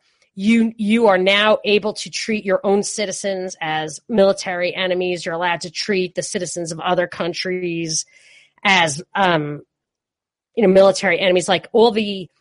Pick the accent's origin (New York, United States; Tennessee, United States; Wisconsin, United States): New York, United States; New York City; moved away as an adult; also born or lived in California; when I was growing up in New York